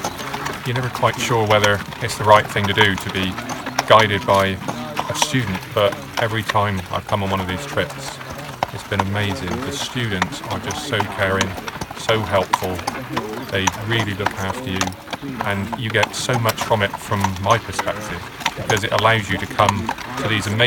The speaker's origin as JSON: {"language": "English", "town": "Bristol", "region": "South West England", "country": "United Kingdom", "said": "I'm from Bristol, and I'm visually impaired."}